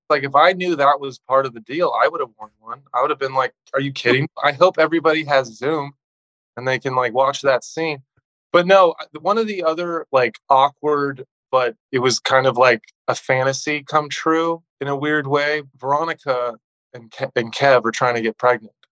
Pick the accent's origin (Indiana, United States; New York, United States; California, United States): California, United States; Southern; also born or lived in Texas / Phoenix / Colorado / Mexico; I grew up in Southern California m- most of my life